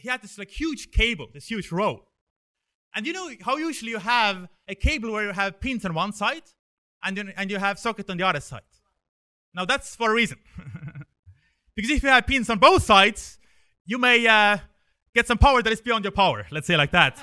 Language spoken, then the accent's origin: English; Estonia; now in Sweden; I come from Estonia, and I moved here 2011.